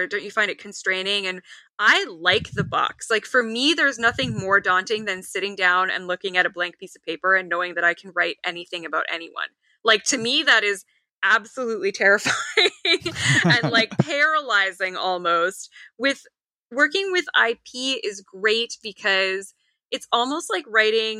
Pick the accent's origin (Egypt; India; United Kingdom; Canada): Canada; I am Canadian